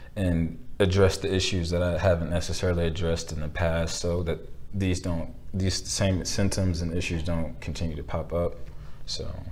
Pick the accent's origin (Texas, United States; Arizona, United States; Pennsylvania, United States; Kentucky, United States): Texas, United States; Belton; my hometown